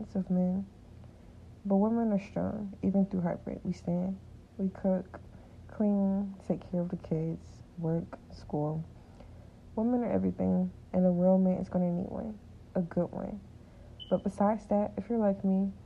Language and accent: English; Atlanta, Georgia, United States; I was born in Atlanta, Georgia